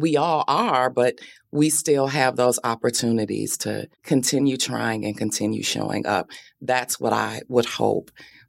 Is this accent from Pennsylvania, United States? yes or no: no; Benton Harbor, Michigan, United States; have much family left in Benton Harbor, but it's forever home.